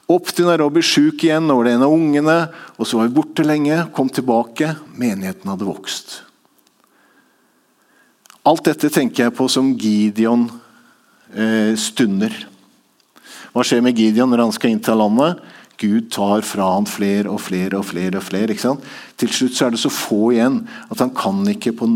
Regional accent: Tanzania; born there; Så jeg gikk bort til han etterpå og sa jeg, jeg er født i Tanzania.

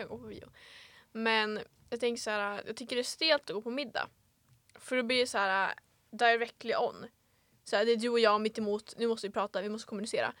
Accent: Vilhelmina, Västerbotten County, Sweden; also born or lived in Örnsköldsvik; jag är ju född på BB i Övik. Mm -hmm. Kommer ursprungligen från Vilhelmina

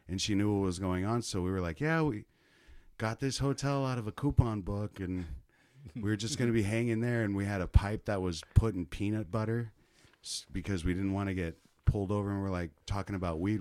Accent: Kansas City, United States; moved away; Where I'm from, Kansas City

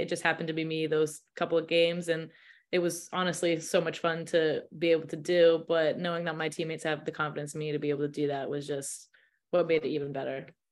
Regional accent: Massachusetts, United States; I live from I'm from Mass, so it's not that far.

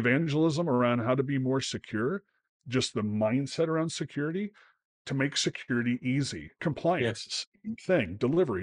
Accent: United States; an American

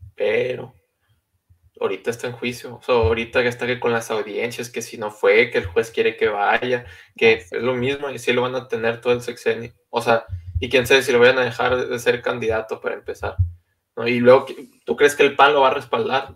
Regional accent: Mexico; como mexicanos

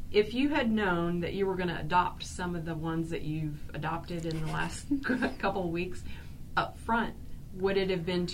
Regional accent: Arkansas, United States; I'm from Arkansas, too, mm-hmm. and I'm a devoted Arkie. I'm proud of Arkansas. I'm proud of a lot of things of Arkansas, and I'm from a rural area. Kind of like Mountain Home.

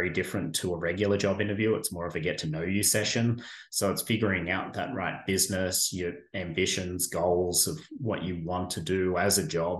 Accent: Australia; moved away as an adult; now in Caldwell, United States; grew up in Australia, spent 15 years serving in the Australian military over there

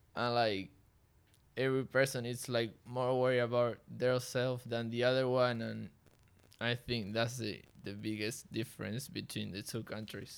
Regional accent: Neuquén, Argentina; English is a second language; now in Baltimore, United States; I'm from Neuquén, Argentina.

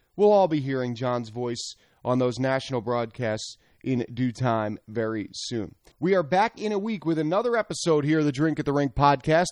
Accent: Philadelphia, Pennsylvania, United States; I grew up in Philadelphia

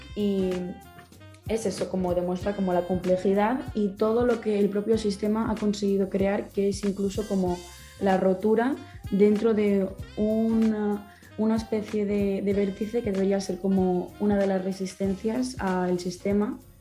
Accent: Spain; moved away as an adult; now in Santiago, Chile; también vengo desde España

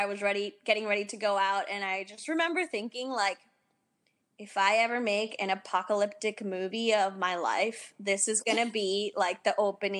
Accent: New York City, New York, United States; And I'm from Queens here in New York.

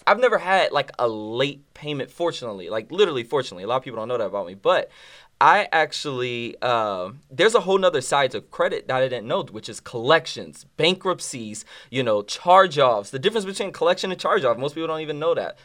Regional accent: New Orleans, Louisiana, United States; now in Dallas, United States; I'm from New Orleans, Louisiana

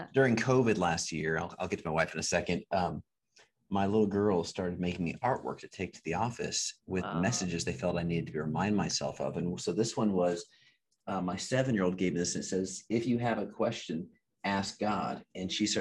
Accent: Alaska, United States; moved away; also born or lived in Juneau, Alaska; I grew up in Alaska.

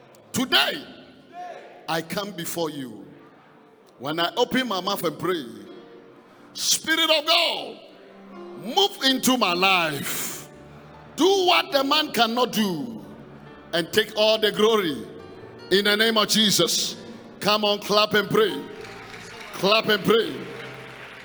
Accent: Ghana; I came from Ghana.

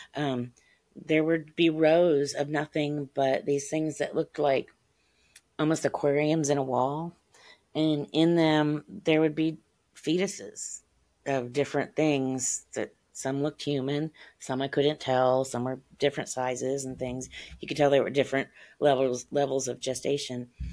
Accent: Ohio, United States; I grew up in Ohio.

